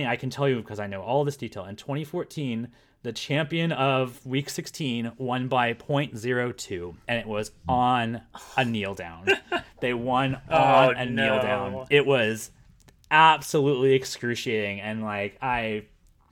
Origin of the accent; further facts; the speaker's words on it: Florida, United States; moved away as an adult; I was born in Florida.